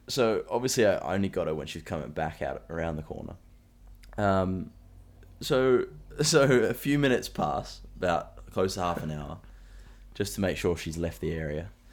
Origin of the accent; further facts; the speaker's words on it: Central Coast, New South Wales, Australia; I tell people that I'm close to Sydney, like, where I'm from